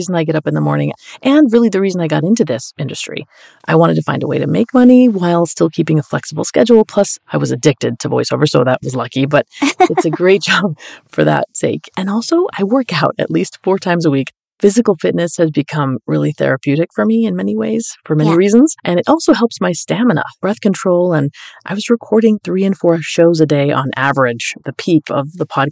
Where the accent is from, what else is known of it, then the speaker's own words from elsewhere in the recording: Colombia; moved away; I'm Colombian. I was born in Colombia, so I'm like Colombian